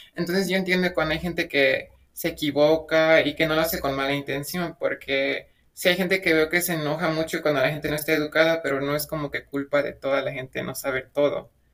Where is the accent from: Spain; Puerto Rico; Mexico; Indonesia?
Mexico; mi pueblo es muy chiquito, entonces no hay mucho como ruido sobre el feminismo, pero últimamente el feminismo radical se ha estado como que haciendo popular en todo México